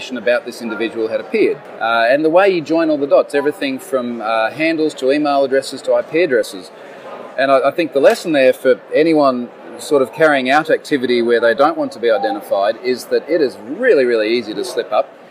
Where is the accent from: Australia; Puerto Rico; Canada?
Australia; I'm an Australian, living in Australia